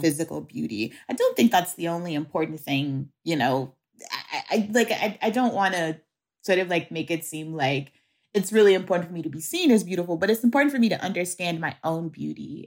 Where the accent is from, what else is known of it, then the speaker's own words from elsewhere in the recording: Shreveport, Louisiana, United States; my hometown, which is Shreveport, Louisiana